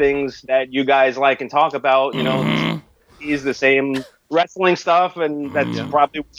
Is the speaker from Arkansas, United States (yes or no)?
no; New York City, New York, United States; I was born in Brooklyn, New York, and that's where I live still.